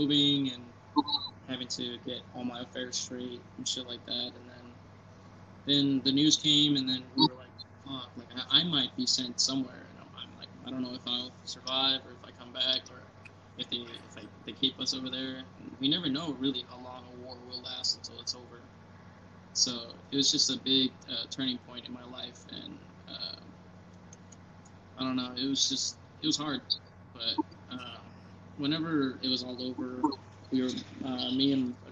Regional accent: San Antonio, a little town next to El Paso, Texas, United States; also born or lived in Odessa, Texas; I'm from San Antonio, which is, like, a little town next to El Paso

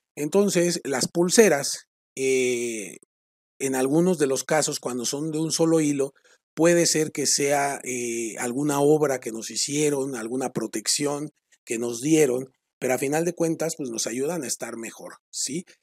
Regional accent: Mexico; los que somos mexicanos

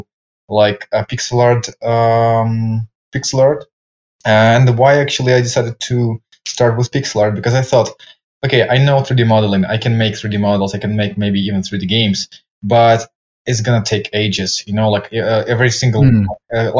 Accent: Ukraine; now in Spain; I'm originally from Ukraine

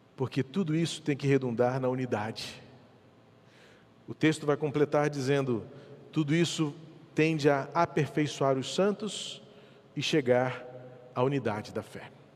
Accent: Brazil; como eu, brasileiro

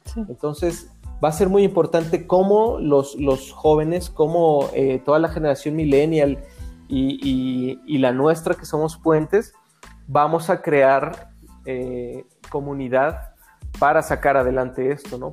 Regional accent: Mexico; yo espero que como mexicanos

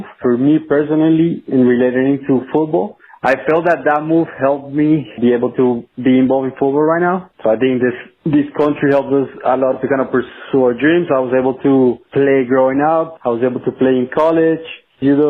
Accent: Weston, Florida, United States; also born or lived in Colombia; now in Orlando, United States; I was raised in Weston, which is like a city probably 40 minutes from Miami

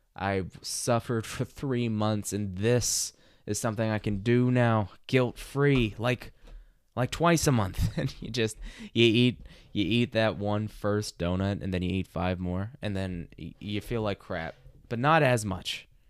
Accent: Arkansas, United States; growing up in Arkansas like I did

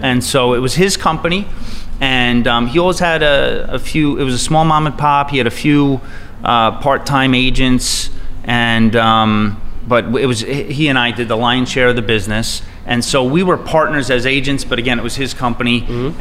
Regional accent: Bayport, New York, United States; also born or lived in Sayville, New York; I grew up in Bayport Blue Point

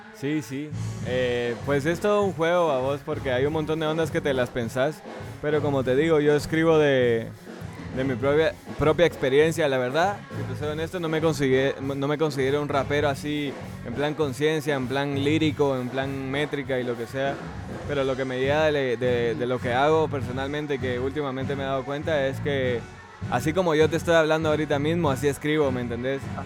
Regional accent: Guatemala; yo nací me crié aquí

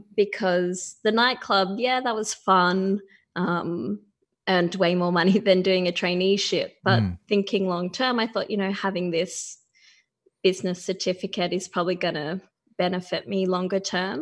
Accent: Wollongong, New South Wales, Australia; I grew up in a town called Wollongong, or the Illawarra, which is about an hour and a half south of Sydney.

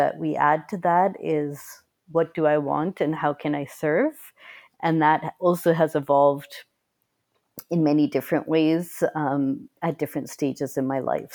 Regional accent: Boston, Massachusetts, United States; where we grew up in Boston, Massachusetts in the US

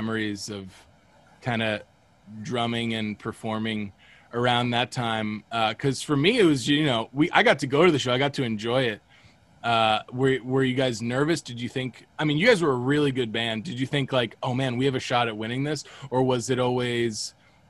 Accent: Cape Coral, Fort Myers area, Florida, United States; we're both from the Cape Coral, Fort Myers area

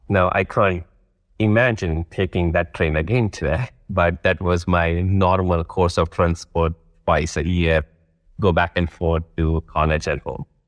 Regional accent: Rajkot, Gujarat, India; moved away as an adult; also born or lived in Vadodara, India / Delhi, India / London, United Kingdom / Johannesburg, South Africa; I grew up in a city called Rajkot. And then I move to another city called, uh, Vadodara in the same state

